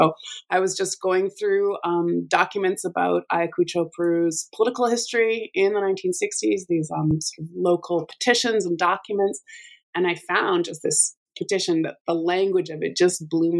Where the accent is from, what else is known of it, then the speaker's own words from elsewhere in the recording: Alberta, Canada; So I'm from Alberta and have the amazing fortune of working in the same place that I grew up and did my undergraduate degree.